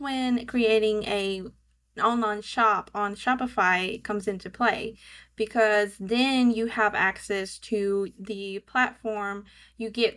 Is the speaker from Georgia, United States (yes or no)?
yes; Georgia, United States; accent: southern; I live in Georgia, so hence my southern accent